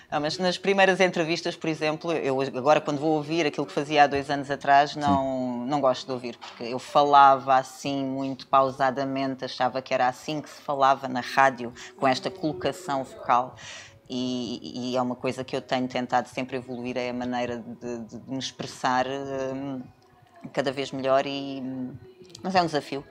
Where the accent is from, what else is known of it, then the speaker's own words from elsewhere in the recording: Setúbal, Portugal; moved away as an adult; also born or lived in Lisbon; now in Algarve, Portugal; sou de Setúbal.